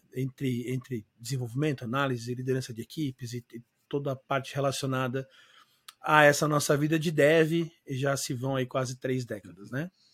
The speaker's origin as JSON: {"language": "Portuguese", "region": "São Paulo", "country": "Brazil", "tie": "born or raised there", "moved": "as an adult", "lives_now": "Florianópolis, Brazil", "said": "eu sou natural de São Paulo, mas eu moro em Floripa há 19 anos já"}